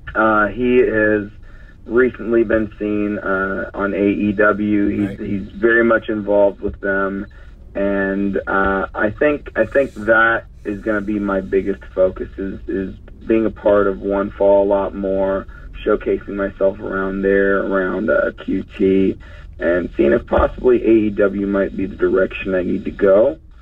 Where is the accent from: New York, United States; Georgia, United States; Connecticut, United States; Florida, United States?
Georgia, United States; Douglasville; in Douglasville, Georgia, my hometown